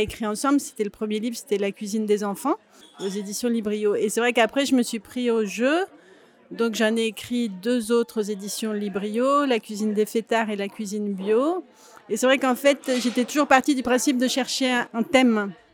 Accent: Grenoble, Auvergne-Rhône-Alpes, France; je viens de Grenoble et j'ai une mère qui cuisinait beaucoup

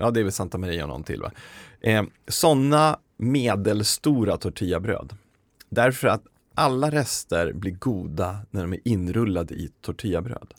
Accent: Uppsala, Uppsala County, Sweden; Jag är från Uppsala

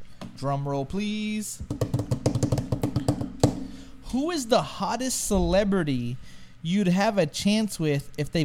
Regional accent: Texas, United States; I'm from Texas.

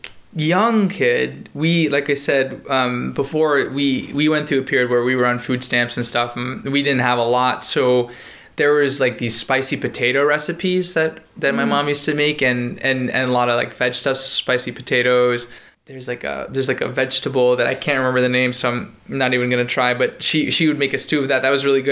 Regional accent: Buffalo, New York, United States; I was born in Buffalo

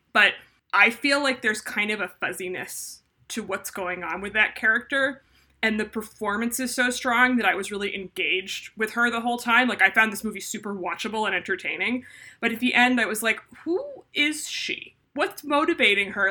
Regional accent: Northeast, United States; the Northeast where I'm from in America

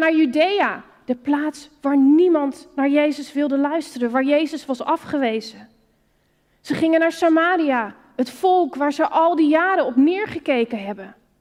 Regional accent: Netherlands; Als Nederlander is het hier met kerken om je heen waar je op bent gegroeid in de christelijke cultuur

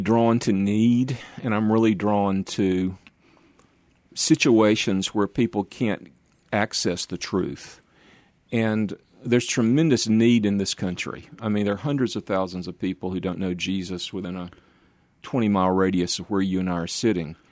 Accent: Norcross, Georgia, United States; moved away as an adult; also born or lived in Atlanta / Dallas / Memphis / Vienna; I grew up in a suburb of Atlanta, a northeast suburb on the I-85 corridor in the direction of Greenville, South Carolina, called Norcross, about 15 miles out.

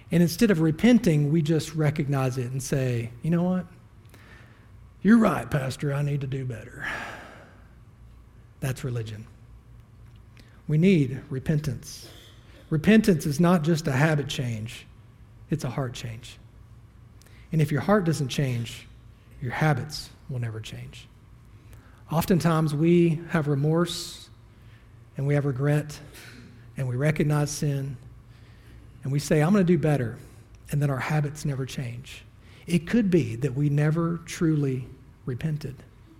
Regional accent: the Bible Belt, United States; I was raised in the Bible Belt. I can throw a rock and hit three churches at the same time.

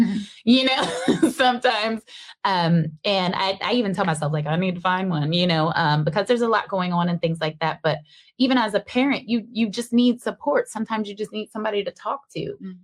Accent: Seattle, Washington, United States; I was born and raised in Seattle

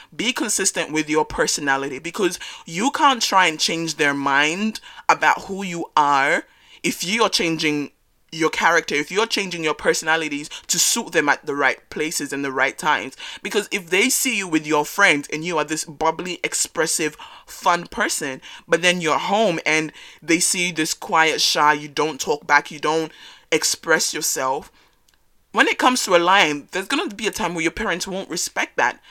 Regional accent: Australia; first generation African growing up in Australia

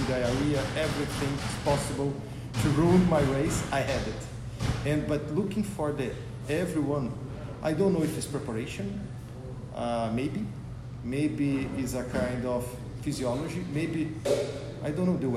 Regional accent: Brazil; I'm from Brazil.

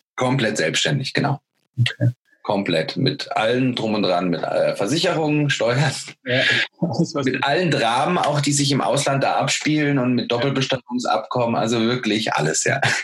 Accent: Germany; Ich als Deutscher

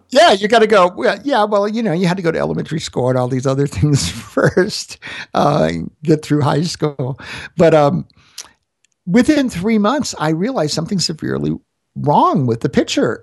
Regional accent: Florida, United States; now in Denver, United States; I'm from Florida

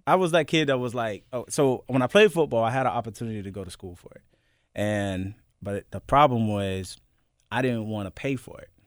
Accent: Youngsville, North Carolina, United States; also born or lived in Florida / Bahrain; now in Memphis, United States; Born and raised, Youngsville, North Carolina

